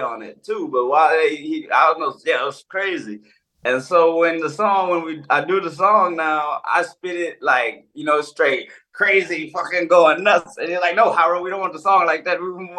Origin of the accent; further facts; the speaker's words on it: Texas, United States; moved away as an adult; now in Nantes, France; I'm from Texas